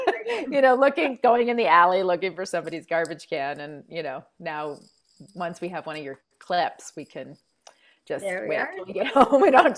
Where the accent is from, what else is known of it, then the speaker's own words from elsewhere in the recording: California, United States; now in Colorado, United States; I grew up in California. I live in Colorado.